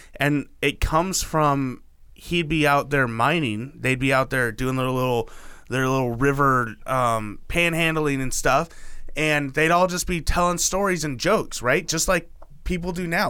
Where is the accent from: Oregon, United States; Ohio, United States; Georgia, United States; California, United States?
Oregon, United States; I'm from Oregon.